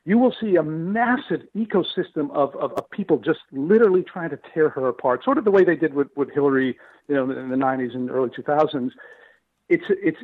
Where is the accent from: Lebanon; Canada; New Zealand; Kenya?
Lebanon; moved away; I was raised in Lebanon in a small Christian village with churches that were 700 years old